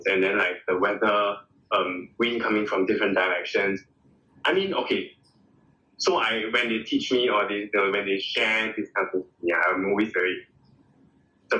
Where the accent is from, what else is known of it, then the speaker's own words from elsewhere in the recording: Singapore; moved away; Now that I am detached from Singapore